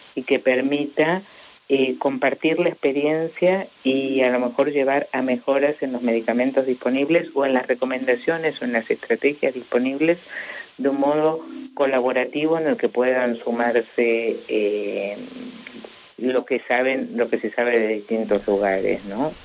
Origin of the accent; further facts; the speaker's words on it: Argentina; los argentinos somos poco disciplinados